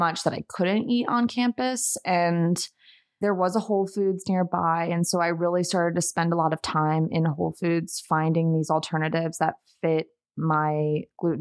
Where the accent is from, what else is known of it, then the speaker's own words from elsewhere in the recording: Montgomery County, Maryland, United States; now in Denver, United States; I grew up in the Washington, D.C. suburbs. So the Montgomery County, Maryland, about 25 miles outside of the city